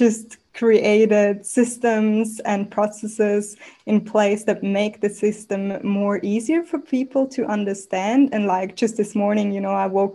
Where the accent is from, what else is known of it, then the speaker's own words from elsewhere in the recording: Switzerland; moved away as an adult; also born or lived in Mexico / Australia; now in Bali, Indonesia; I was born in Mexico, grew up in Switzerland, moved to Australia 7 years ago